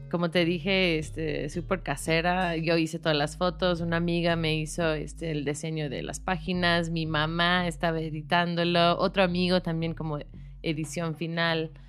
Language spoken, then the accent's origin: Spanish; Chicago, Illinois, United States; Spanish is a second language; moved away as an adult; now in Mexico City, Mexico; Soy de Chicago